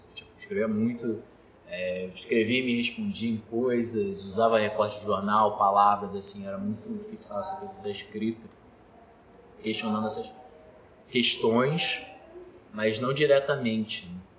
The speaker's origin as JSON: {"language": "Portuguese", "town": "Mesquita", "region": "Rio de Janeiro", "country": "Brazil", "tie": "born or raised there", "moved": "as an adult", "said": "Cria de Mesquita. Morei minha vida toda, assim, basicamente, Mesquita"}